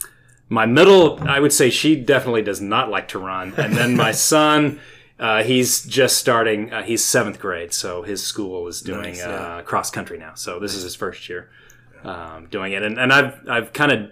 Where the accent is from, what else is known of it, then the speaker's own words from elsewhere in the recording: Tulsa, Oklahoma, United States; now in Edmond, United States; I'm originally from Tulsa, but I've lived in Edmond for the last 20 so odd years